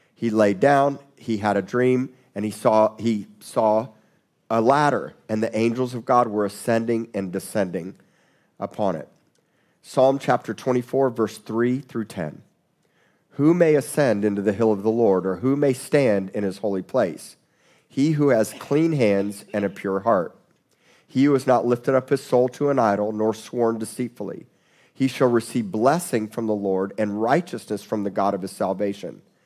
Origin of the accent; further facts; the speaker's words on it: South Florida, United States; I grew up in South Florida